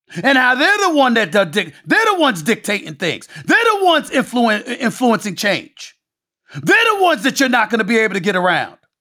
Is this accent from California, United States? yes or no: no; New York City, New York, United States; my life before E S P N, growing up in Hollis, Queens, New York